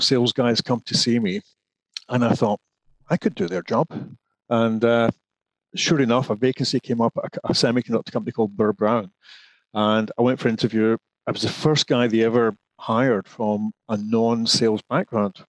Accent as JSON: {"language": "English", "region": "Scotland", "country": "United Kingdom", "also_born_or_lived": "Glasgow / Edinburgh", "moved": "as an adult", "lives_now": "England", "said": "I'm originally Scottish"}